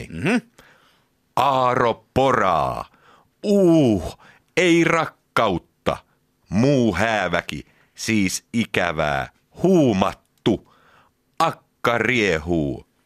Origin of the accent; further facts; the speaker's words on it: Hollola, Päijät-Häme, Finland; Ja meillä Hollolassa on tapana lausua palindromit myös takaperin.